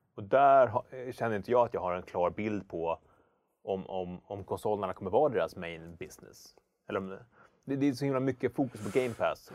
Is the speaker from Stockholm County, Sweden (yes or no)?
yes; Hökarängen, Stockholm County, Sweden; i Hökeräng där jag växte upp